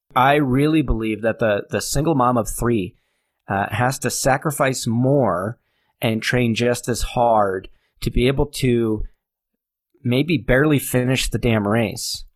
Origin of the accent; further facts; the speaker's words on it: New Hampshire, United States; also born or lived in Manchester, New Hampshire; I grew up in New Hampshire